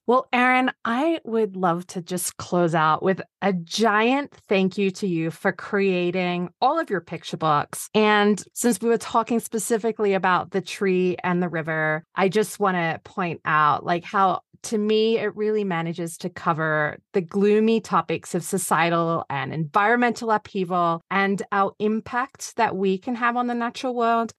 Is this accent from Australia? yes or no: yes; Australia; I'm Australian